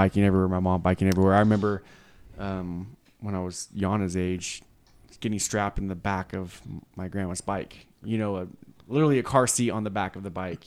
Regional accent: Naselle, Washington, United States; In my hometown, which is a place called Nacelle by Astoria

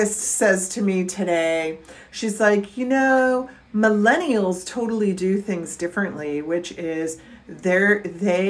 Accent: Virginia, United States; University of Mary Washington in Virginia, my home state

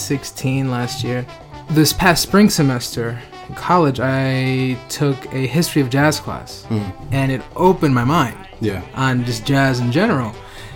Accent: New York City, New York, United States; And I grew up in Queens, where I still live now.

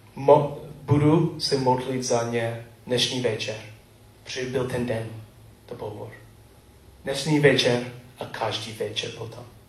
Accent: United States; Czech is a second language; moved away; Jsem typický Američan

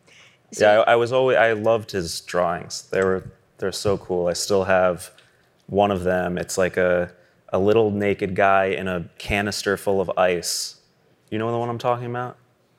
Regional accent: New York, United States; I'm born and raised in New York, so I never had a driver's license.

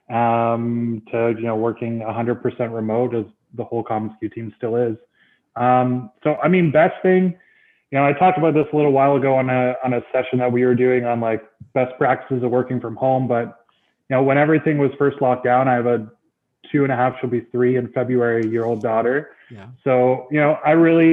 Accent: about an hour north of Toronto, Ontario, Canada; I moved about an hour north of Toronto. So I moved back to my hometown

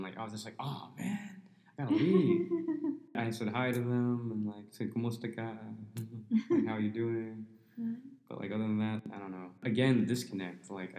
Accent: West Valley, Arizona, United States; also born or lived in San Jose, California / Sunnyvale, California / Albuquerque, New Mexico / Chandler, Arizona; Then we moved to the West Valley, and I spent most of my life in the West Valley.

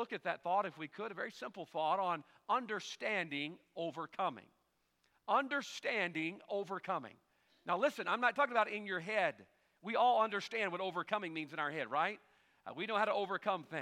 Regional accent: United States; I'm an American man

